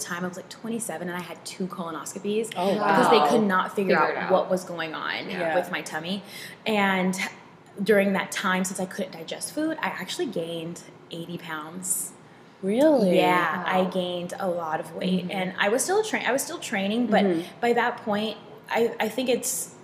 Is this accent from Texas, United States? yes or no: yes; Texas, United States; now in Seattle, United States; I grew up in Texas